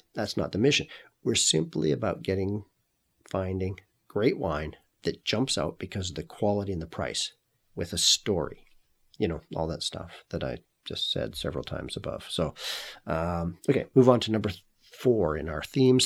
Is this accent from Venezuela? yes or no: no; Canada; also born or lived in Kelowna, British Columbia; I'm Canadian. I now live and work in Kelowna